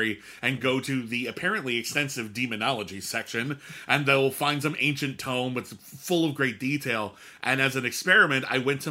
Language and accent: English; Pasadena, California, United States; I grew up in Pasadena, California